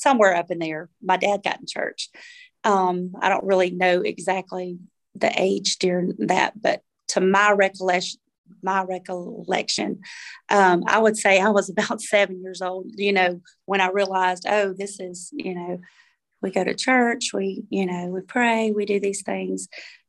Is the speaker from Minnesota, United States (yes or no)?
no; Brandon, Mississippi, United States; I'm from Brandon, Mississippi.